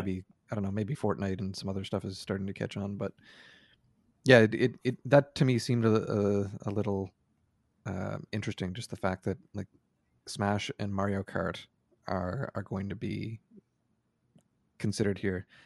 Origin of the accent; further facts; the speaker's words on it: Canada; feels weird to me as a Canadian